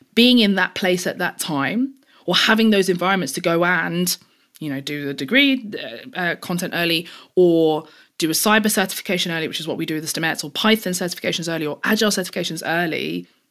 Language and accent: English; London, United Kingdom; I grew up in East London. I'm, I'm very proud of that. I still live in East London now and have always lived in East London